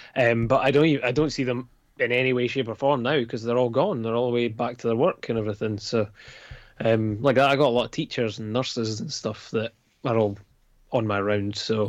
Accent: Scotland, United Kingdom; I'm Scottish

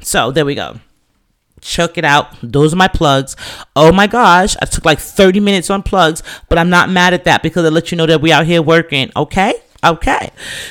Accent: England, United Kingdom; You know, my family's Jamaican, but we're from England.

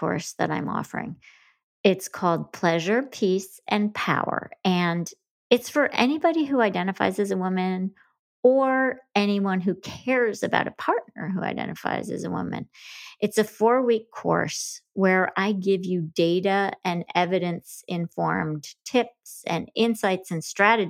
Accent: Grand Rapids, Michigan, United States; I'm from Grand Rapids, Whitney. Well, that's mostly where I grew up in Michigan

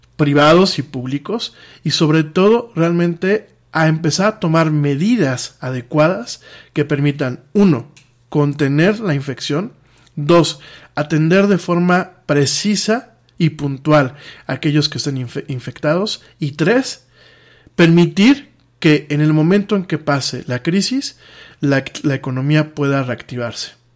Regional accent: Mexico; como mexicano

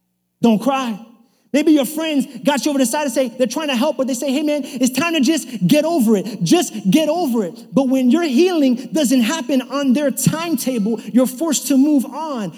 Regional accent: New York City, New York, United States; I was kind of growing up in New York City.

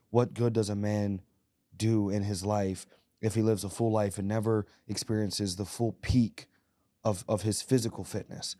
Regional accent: Little Rock, Arkansas, United States; we were born and raised in Little Rock, Arkansas

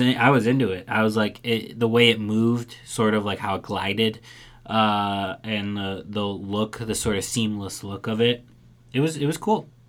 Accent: Chicago, Illinois, United States; I grew up in in Chicago

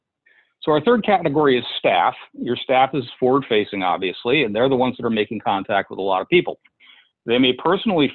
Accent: Massachusetts, United States; my home state of Massachusetts

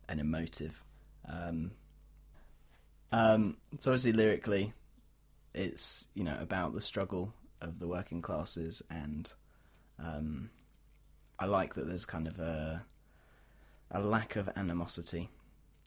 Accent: United Kingdom; I'm British

